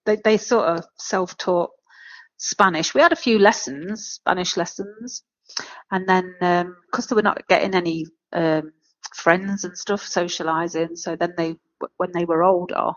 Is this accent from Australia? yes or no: no; United Kingdom; accent: British; moved away as an adult; now in Mexico; you've got a British accent